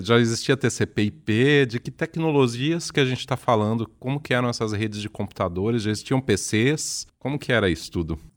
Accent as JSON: {"language": "Portuguese", "region": "São Paulo", "country": "Brazil", "accent": "paulistano", "said": "um sotaque diferente aqui do nosso sotaque paulistano"}